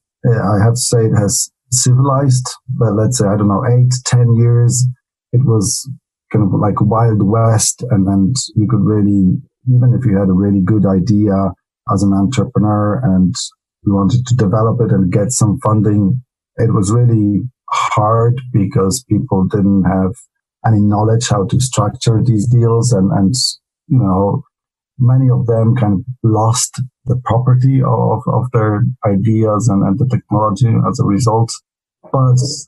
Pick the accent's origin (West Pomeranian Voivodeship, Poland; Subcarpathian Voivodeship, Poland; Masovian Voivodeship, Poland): Masovian Voivodeship, Poland; Radom; moved away as an adult; now in Warsaw, Poland; I come from Radom, which is 100 kilometers south of Warsaw